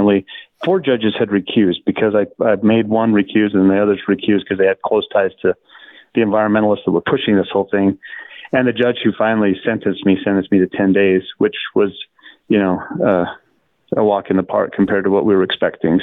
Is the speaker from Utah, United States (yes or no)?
yes; Blanding, Utah, United States; my hometown of Blanding